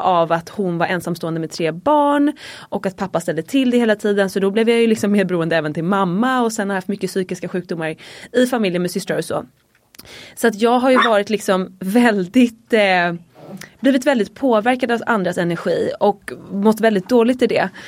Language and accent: Swedish; Dalarö, Stockholm County, Sweden; jag är uppvuxen ute på Dalarö, ett väldigt litet samhälle utanför stan. Typ en 40 minuter från city här i Stockholm